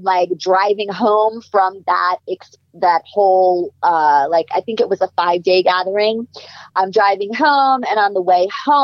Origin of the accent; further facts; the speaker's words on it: New York, United States; moved away as an adult; also born or lived in Boston / Los Angeles; I'm from New York. I went to college in Boston.